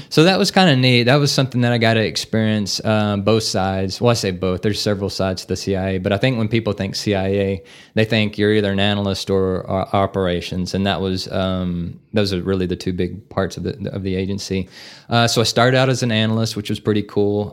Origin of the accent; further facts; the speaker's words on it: Navasota, Texas, United States; moved away as an adult; now in Amarillo, United States; I'm originally from Navasota